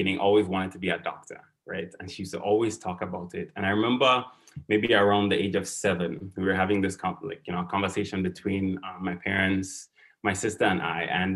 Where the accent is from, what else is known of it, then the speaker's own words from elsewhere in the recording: Saint Andrew, Grenada; moved away as an adult; also born or lived in St. George's, Grenada / New York, United States; now in Baltimore, United States; I grew up in St. Andrews, in a village called Maryville